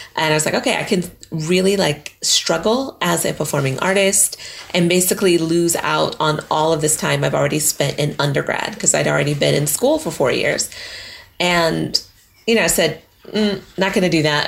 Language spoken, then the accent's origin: English; Colorado, United States; moved away as an adult; also born or lived in New York; now in United Kingdom; What was it like growing up there? That was beautiful. Like going skiing, and we did a lot of stuff in the mountains because I was in Girl Scouts